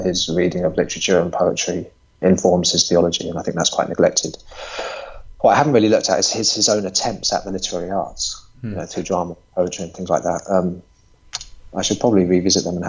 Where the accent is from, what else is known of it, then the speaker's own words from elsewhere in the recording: England, United Kingdom; being English